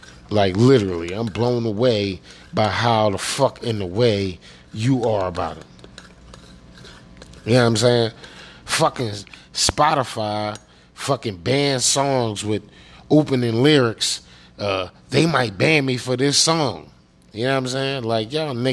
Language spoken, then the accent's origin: English; Pennsylvania, United States; I'm from Pennsylvania